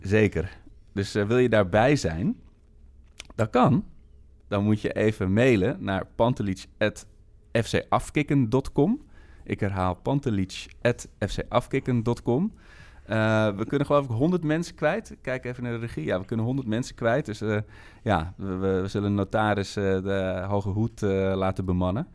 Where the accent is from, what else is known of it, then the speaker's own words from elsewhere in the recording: Amsterdam, North Holland, Netherlands; ik kom uit Amsterdam en, en hele, hele mooie jeugdherinneringen aan.